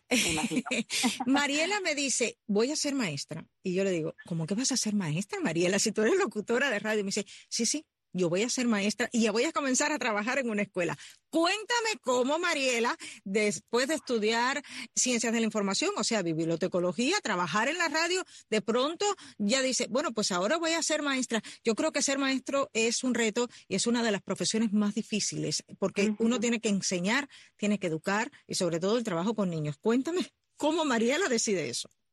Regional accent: central Cuba, Cuba; moved away; tú vienes de, del centro de la isla, igual que yo

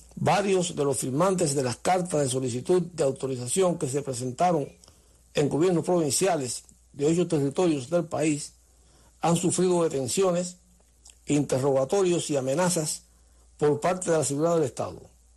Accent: Cuba

